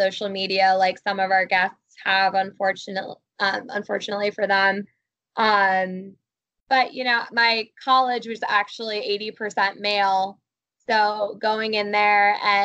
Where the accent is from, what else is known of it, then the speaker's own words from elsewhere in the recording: Columbus, Ohio, United States; growing up in Columbus, Ohio.